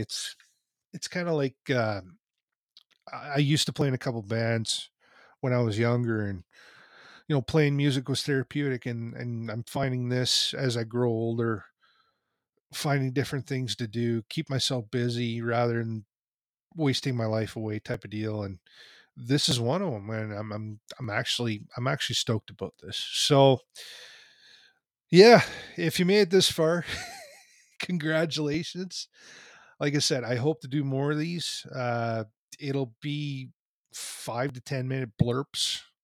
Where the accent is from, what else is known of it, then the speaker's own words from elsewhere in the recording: Canada; I'm a kid from Canada. I, I grew up playing hockey myself